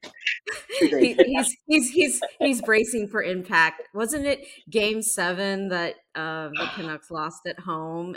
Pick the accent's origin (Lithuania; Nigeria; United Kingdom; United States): United States; New York; moved away; I'm originally from New York